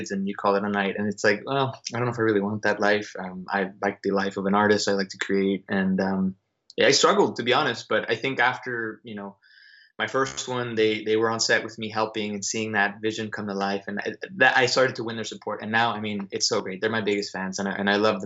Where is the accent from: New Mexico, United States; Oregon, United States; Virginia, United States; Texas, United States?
Texas, United States; Dallas; also born or lived in Austin, Texas / New York City; I'm from Dallas, moved to Austin to go to school